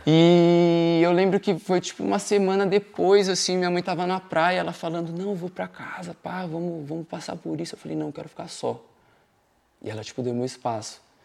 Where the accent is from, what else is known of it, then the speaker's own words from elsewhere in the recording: São Paulo, Brazil; moved away as an adult; also born or lived in Dublin; eu sou de São Paulo, Zona Norte. Eu desde, desde que eu nasci eu morava na Vila Albertina